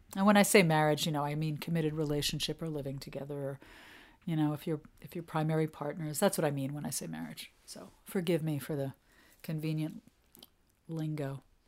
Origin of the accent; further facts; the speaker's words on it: New York, United States; moved away as an adult; now in New England, United States; I'm a New Yorker. I'm not a New Englander. I mean, I you know I lived in New York till I was forty, so I consider myself a New Yorker